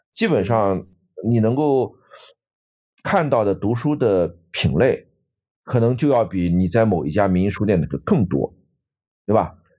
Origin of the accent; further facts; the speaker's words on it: Nanjing, Jiangsu, China; now in Canada; 我们南京人都叫军人俱乐部